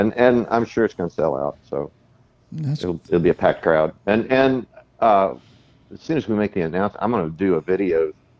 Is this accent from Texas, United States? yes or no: yes; Del Rio, Texas, United States; moved away; Pogue Theater in Del Rio. That was my hometown theater.